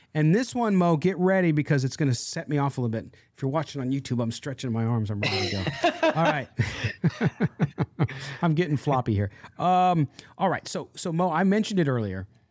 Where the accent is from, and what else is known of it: San Diego, California, United States; born or raised there